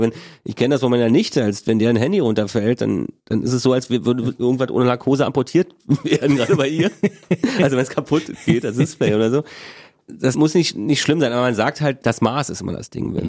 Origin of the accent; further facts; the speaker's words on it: Berlin, Germany; bin ich ja in Ostberlin geboren, in Köpenick